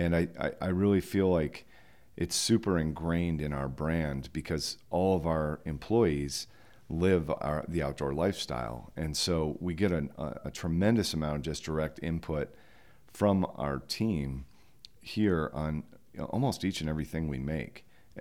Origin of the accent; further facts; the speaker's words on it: Mountain West, United States; also born or lived in Colorado; now in Jackson, United States; I think the whole growing up in the Mountain West and living in the mountains for so long now, I've been in Jackson for 31 years and I was in Colorado for 14 years before